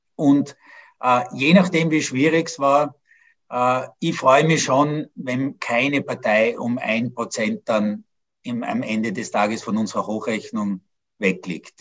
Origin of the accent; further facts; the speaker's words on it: Innsbruck, Tyrol, Austria; moved away; Das ist ja auch meine Heimatstadt, in der ich 18 wunderbare Jugendjahre verbracht habe